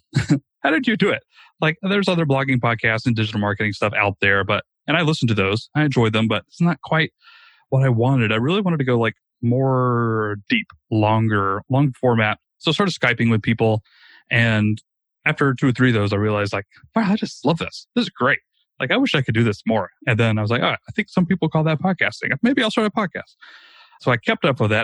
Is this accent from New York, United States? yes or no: no; Rome, Georgia, United States; a very, very small startup here in my hometown of Rome, Georgia